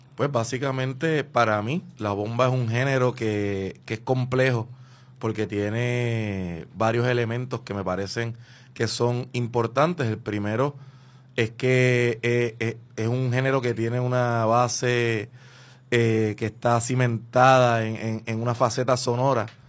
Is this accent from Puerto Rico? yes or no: yes; Puerto Rico; lo que somos como puertorriqueños